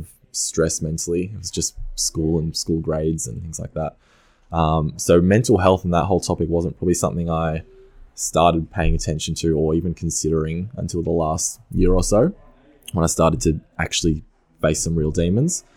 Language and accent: English; Mornington Peninsula, Victoria, Australia; I grew up on the Mornington Peninsula